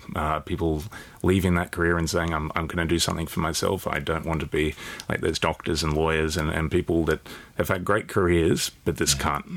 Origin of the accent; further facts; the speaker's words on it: New South Wales, Australia; I'm from New South Wales